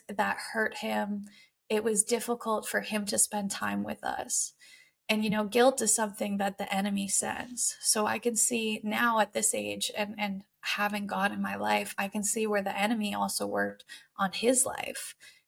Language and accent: English; Canada; I am 27 and I'm Canadian